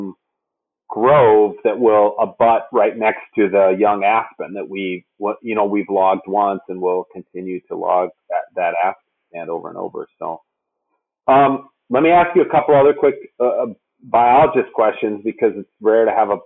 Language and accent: English; Minnesota, United States; I growing up in Minnesota, there were no turkeys